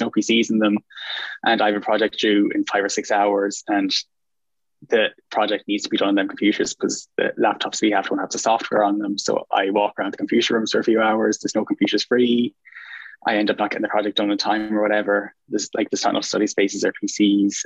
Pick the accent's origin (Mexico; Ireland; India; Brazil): Ireland; Galway, Connacht; I'm from Galway, and I'm a fourth year mechanical engineer